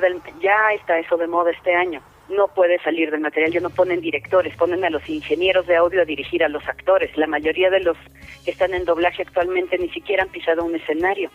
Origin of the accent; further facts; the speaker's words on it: Mexico; todos somos mexicanos